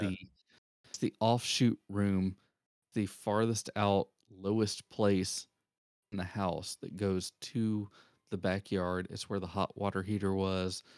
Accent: Augusta, Georgia, United States; moved away; I was actually born in a city called Augusta, Georgia, where the home of the Masters is

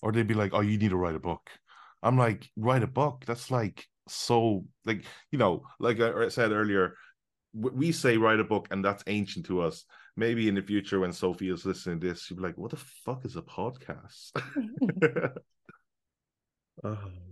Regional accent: London, United Kingdom; now in Hong Kong; I'm based in Hong Kong. I was born in London.

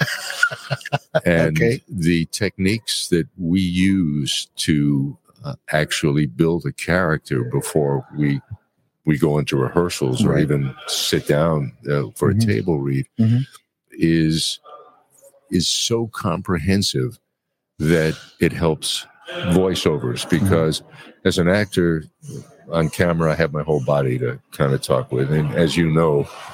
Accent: New York, United States; I grew up in Brooklyn

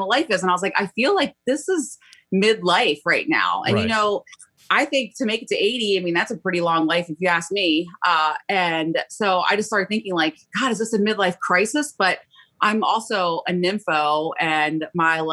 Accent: Baltimore, Maryland, United States; I'm from Baltimore, Maryland

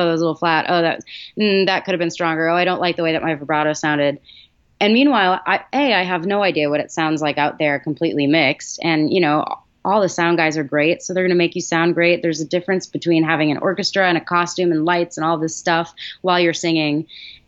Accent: Massachusetts, United States; I grew up in Massachusetts.

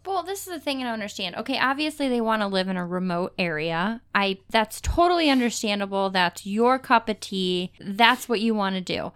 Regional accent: Cleveland, Ohio, United States; We're from Cleveland. We always will be.

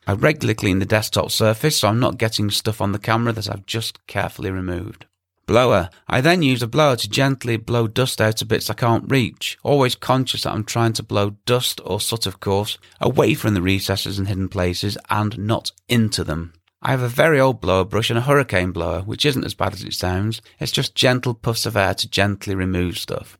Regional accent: England, United Kingdom; me being English

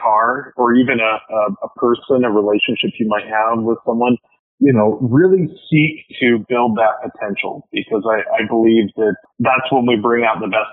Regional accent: Pacific Northwest, United States; moved away; I'm from the Pacific Northwest

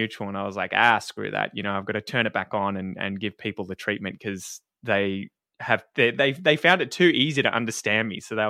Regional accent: Australia; accent: general Australian; I noticed that my accent definitely became more, I don't want to say received pronunciation British, but it probably moved from general Australian to a little bit more cultivated

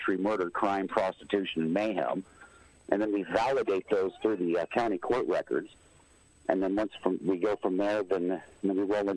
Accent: Port Townsend, Washington, United States; moved away as an adult; also born or lived in Michigan; move back to where I grew up over here in Port Townsend

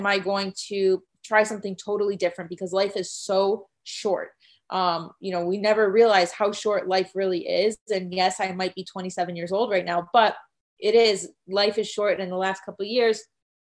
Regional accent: Chicago, Illinois, United States; moved away as an adult; also born or lived in Arizona; I'm from Chicago and I went to school in Arizona

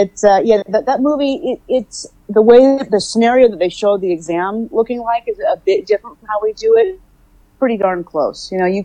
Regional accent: Oakland, California, United States; I am from Oakland, California. I've been on the West Coast my whole life

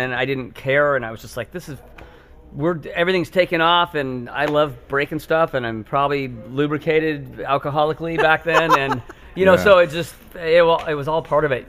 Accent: Seattle, Washington, United States; I grew up in Seattle, yeah.

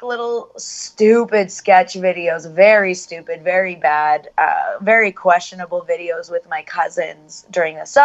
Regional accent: Vancouver, British Columbia, Canada; I am born and raised in Vancouver, BC.

